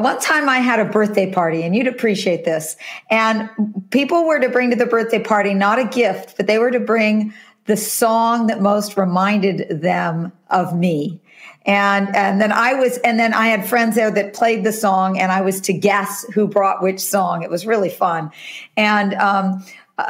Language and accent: English; California, United States; I am a California girl. I really was born and raised in California.